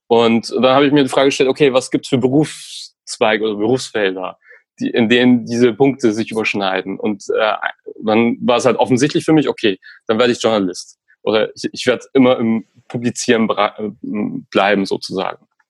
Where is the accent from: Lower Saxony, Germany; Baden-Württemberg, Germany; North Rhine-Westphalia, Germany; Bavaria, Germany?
Bavaria, Germany; Hof; bei einer Lokalzeitung gearbeitet in meiner Heimatstadt in Hof, ganz im Norden von Bayern